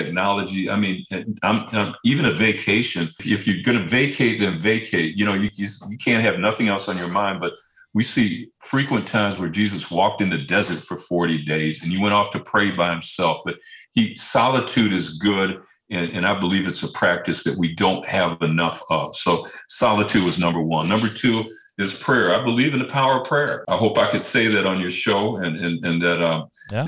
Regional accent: Detroit, Michigan, United States; moved away as an adult; also born or lived in San Diego; I was raised on it when I was growing up in Detroit

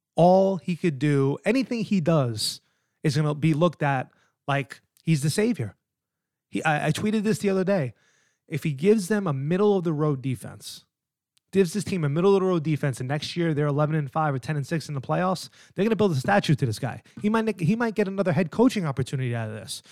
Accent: New York, United States; now in New Jersey, United States; I'm an East Coast guy. I live in Jersey. I'm from New York

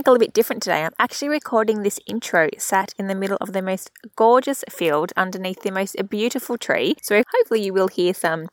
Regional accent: Central Coast, New South Wales, Australia; I'm also from there

